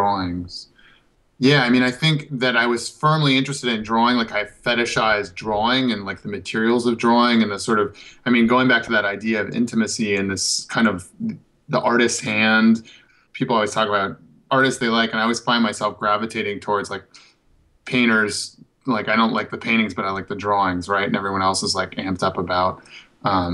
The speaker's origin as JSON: {"language": "English", "region": "northern Minnesota", "country": "United States", "tie": "born or raised there", "also_born_or_lived": "Chicago / Berlin", "moved": "yes", "lives_now": "Los Angeles, United States", "said": "I grew up in Minnesota, in northern Minnesota"}